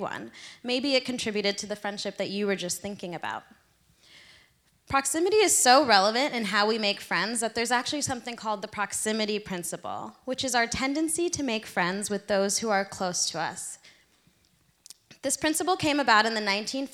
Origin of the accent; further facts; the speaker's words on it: Philadelphia, Pennsylvania, United States; moved away as an adult; now in Seattle, United States; I made my 3,000 mile from my hometown in Philadelphia to here in Seattle